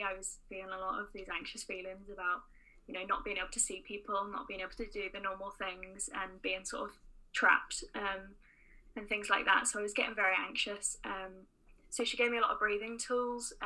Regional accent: Oxford, South East England, United Kingdom; moved away as an adult; now in Belfast, United Kingdom; I'm not from Northern Ireland, as you can probably tell from my accent. I'm originally from Oxford, so moved over for uni.

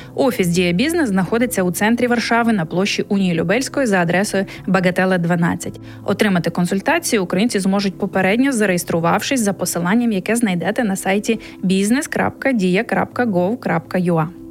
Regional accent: Ukraine; moved away as an adult; now in Poland; ми з України

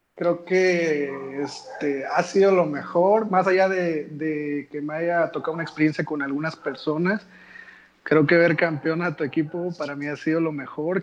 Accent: Rinconada, Veracruz, Mexico; also born or lived in Xalapa; soy de Rinconada, estudié en la universidad en el Tecnológico de Jalapa

